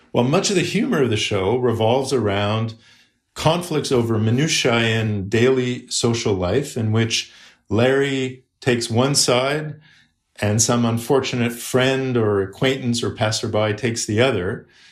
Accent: Canada; as a Canadian

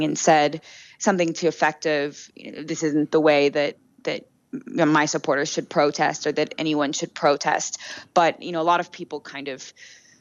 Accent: United States; now in Brazil; as an American

